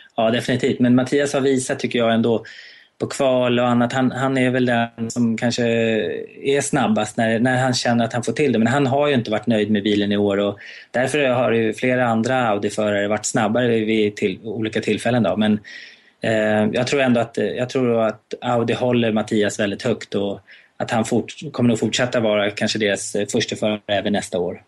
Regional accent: Sweden; hemma i Sverige

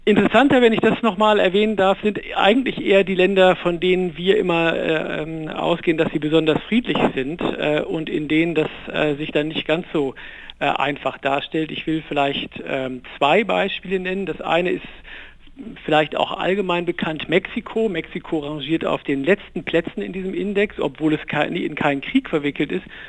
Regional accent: Germany; in unserem Land

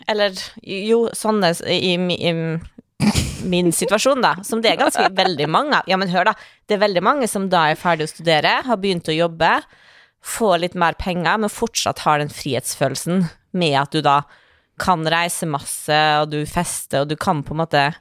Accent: Norway; born there; Vi er født i Norge. Altså, ingenting galt kan skje med oss. Det er verdens tryggeste

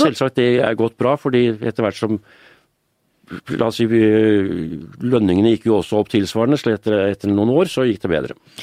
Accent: Oslo, Norway; Da jeg vokste opp i Røa, vi bodde i en liten leilighet med to soverom

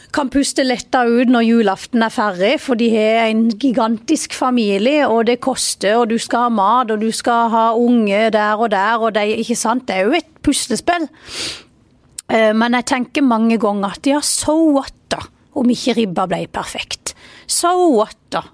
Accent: Vennesla, Agder, Norway; jeg er stolt av, av Vennesla, og jeg er stolt av der jeg kommer fra, og stolt av dialekta

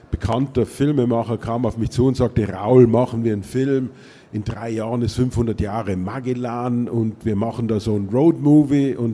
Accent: Austria; wobei ich zugleich sagen muss, dass ich als Österreicher gewissermaßen einen Aachener Heimatroman geschrieben habe

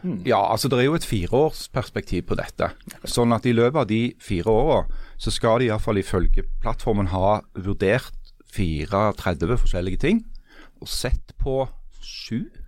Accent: Stavanger, Rogaland, Norway; jeg kommer fra Stavanger, bor i Stavanger, uh, eh, jobber i Stavanger Aftenblad

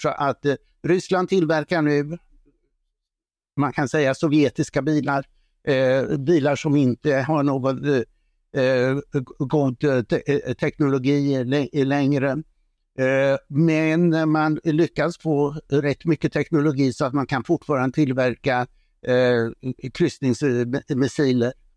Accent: Sweden; Som svensk

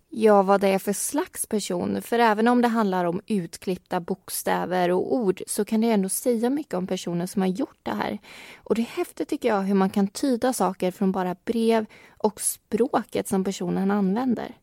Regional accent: Vimmerby, Kalmar County, Sweden; jag kommer från Vimmerby och har bott där faktiskt i hela min uppväxt

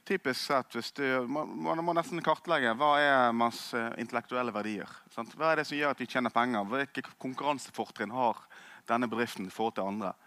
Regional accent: Norway; jeg som nordmann

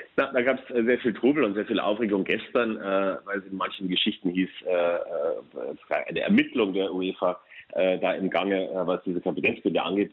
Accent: Munich area, Bavaria, Germany; now in Brussels, Belgium; München komme ich aus der Gegend

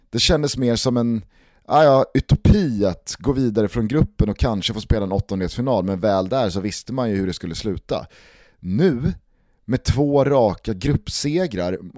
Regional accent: Sweden; hela fotbollslivet här som svensk.

